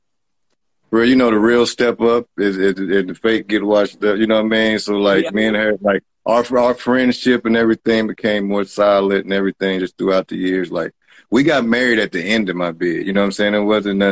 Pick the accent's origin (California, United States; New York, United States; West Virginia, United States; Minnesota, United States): West Virginia, United States; I'm from West Virginia